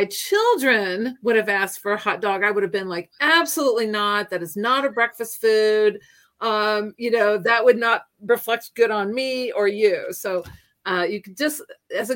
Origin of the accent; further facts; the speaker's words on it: Hannibal, Missouri, United States; moved away as an adult; also born or lived in Virginia / Florida / Illinois / Japan; I am from Hannibal, Missouri